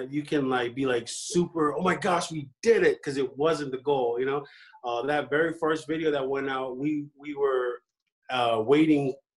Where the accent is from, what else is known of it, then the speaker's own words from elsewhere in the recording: Alaska, United States; also born or lived in San Francisco, California / Hawaii; now in Las Vegas, United States; I was born in San Francisco and then we moved up to Alaska in like '98 of November